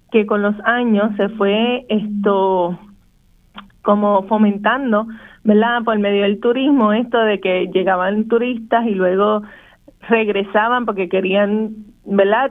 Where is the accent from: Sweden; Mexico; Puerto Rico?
Puerto Rico; Vieques; en vieque hemos visto el, el desplazamiento de nuestra comunidad